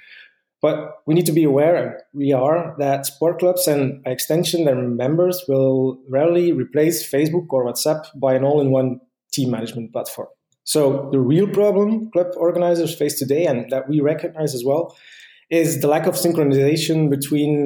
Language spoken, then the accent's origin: English; Ghent, Flanders, Belgium; I'm from Ghent, Belgium